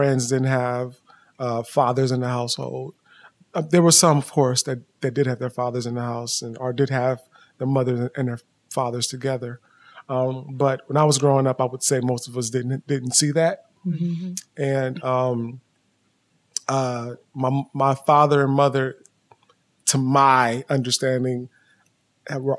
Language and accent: English; right outside of Atlanta, Georgia, United States; also born or lived in California; So I was born in California, but I was raised in Georgia, right outside of Atlanta.